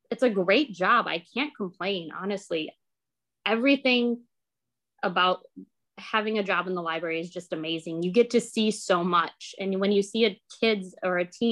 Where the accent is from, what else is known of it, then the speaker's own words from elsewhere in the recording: Big Rapids, Michigan, United States; I'm from Big Rapids, Michigan